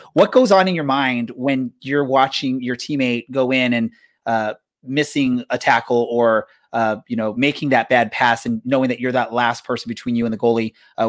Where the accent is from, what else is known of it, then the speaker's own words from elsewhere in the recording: Southern California, United States; growing up here in Southern California. I've lived here my whole life